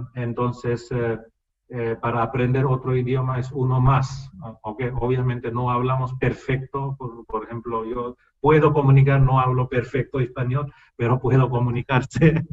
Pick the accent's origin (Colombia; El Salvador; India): India; Spanish is a second language; moved away; entre eh, dos indios el único idioma común es inglés, porque todos hablamos en idioma nativa, cuál es diferente